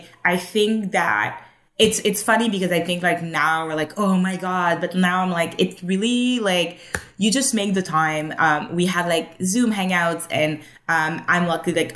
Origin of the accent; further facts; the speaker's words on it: Montreal, Quebec, Canada; moved away as an adult; now in Toronto, Canada; I was born in Montreal